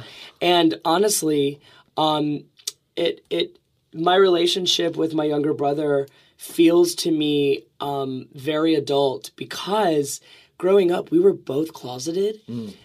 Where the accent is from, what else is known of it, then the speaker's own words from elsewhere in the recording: Alabama, United States; I'm from Alabama.